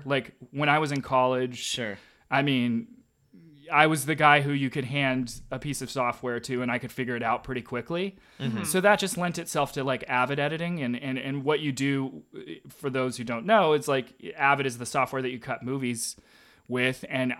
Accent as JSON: {"language": "English", "region": "Arkansas", "country": "United States", "tie": "born or raised there", "said": "place in Arkansas, because that's where I grew up. I knew that world really well."}